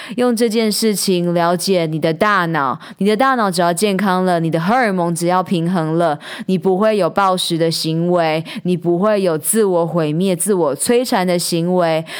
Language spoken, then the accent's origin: Chinese; Taichung, Taiwan; 我们住在台湾，我们是台湾人